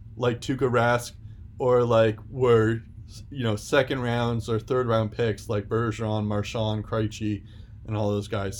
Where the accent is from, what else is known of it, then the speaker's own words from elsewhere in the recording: United States; as an American